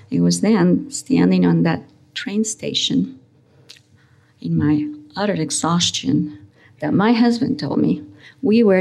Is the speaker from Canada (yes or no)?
no; Uruguay; English is a second language; moved away as an adult; also born or lived in Spain / United States; I was born in Spain. I had moved in my pre teenage years with my parents to Uruguay. And in my college years, I had taken up residency in the United States under trying and difficult circumstances.